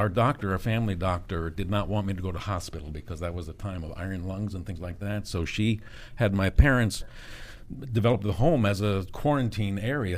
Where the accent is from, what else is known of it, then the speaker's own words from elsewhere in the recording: McLean, Virginia, United States; also born or lived in New London, Connecticut; I was born in New London, Connecticut, mm-hmm. but have lived in McLean area, mm-hmm. McLean Tyson's Corner, since 1950.